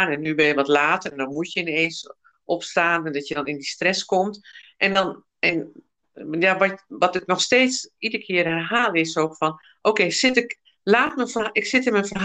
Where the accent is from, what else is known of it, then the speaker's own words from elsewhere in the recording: United Kingdom; ik, ik Brits dan en ik ben Britse.